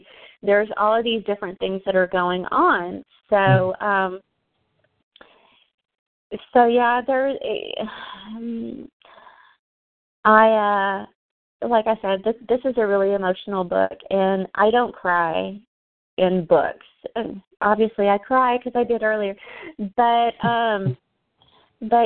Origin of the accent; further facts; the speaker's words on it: Texas, United States; I'm a Southern girl. I'm from Texas. I'm sitting here in Dallas